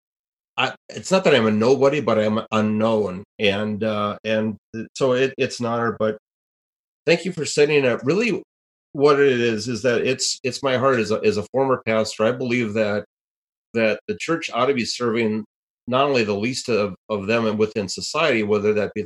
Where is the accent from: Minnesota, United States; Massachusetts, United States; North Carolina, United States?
Minnesota, United States; my home state of Minnesota